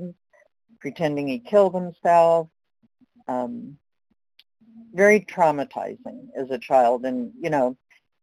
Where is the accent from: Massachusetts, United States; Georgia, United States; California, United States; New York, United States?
California, United States; Los Angeles; I was born in Los Angeles.